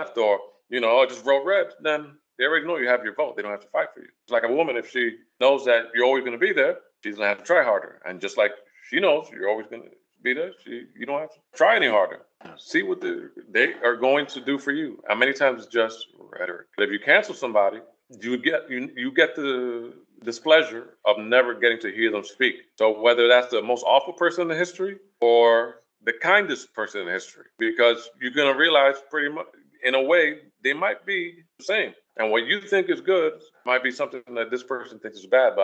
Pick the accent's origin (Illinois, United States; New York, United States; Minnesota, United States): New York, United States; New York City; growing up in Washington Heights